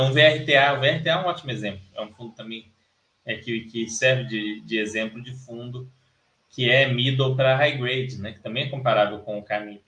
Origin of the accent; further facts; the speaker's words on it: Brazil; eu sou brasileiro